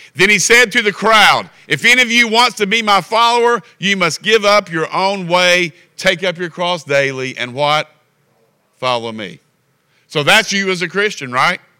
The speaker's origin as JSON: {"language": "English", "region": "Kentucky", "country": "United States", "tie": "born or raised there", "said": "We're from Kentucky."}